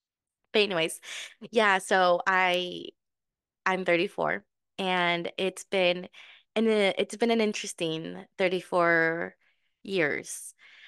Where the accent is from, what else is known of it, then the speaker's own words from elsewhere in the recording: Mexico; born there; But yes, so I was born in Mexico.